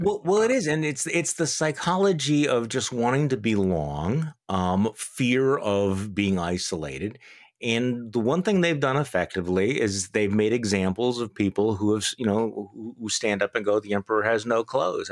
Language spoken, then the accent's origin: English; Wisconsin, United States; my home state of Wisconsin